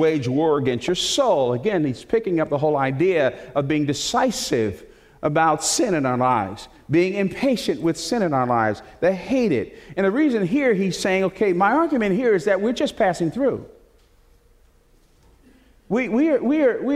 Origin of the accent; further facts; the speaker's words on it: Newark, New Jersey, United States; also born or lived in Plainfield, New Jersey; I was born and raised in Newark, New Jersey, first 12 years of my life, and then we moved to Plainfield, New Jersey